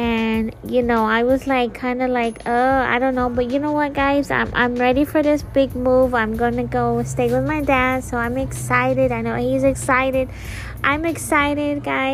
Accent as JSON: {"language": "English", "region": "Florida", "country": "United States", "said": "I'm leaving Florida, if you guys don't know, I'm from Florida"}